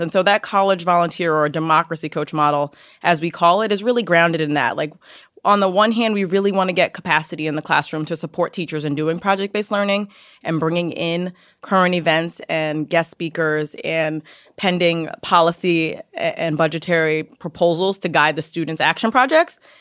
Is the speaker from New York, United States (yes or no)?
yes; New York City, New York, United States; also born or lived in Yonkers / Harlem; I grew up in Yonkers in the Bronx, so I'm a native New Yorker